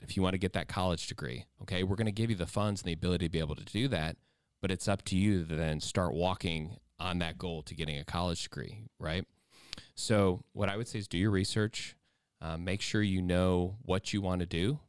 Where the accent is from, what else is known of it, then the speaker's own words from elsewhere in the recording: Ohio, United States; I'm from Ohio